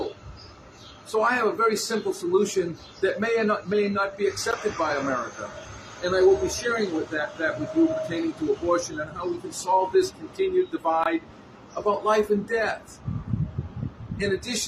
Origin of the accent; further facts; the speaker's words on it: Revere, Massachusetts, United States; I was born in 1958 in Revere, Massachusetts. I'm a New Englander